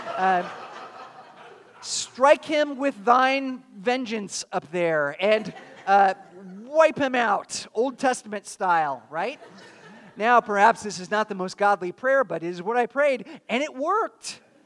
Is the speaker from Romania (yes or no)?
no; California, United States; also born or lived in Chattanooga, Tennessee; now in Pensacola, United States; I grew up in California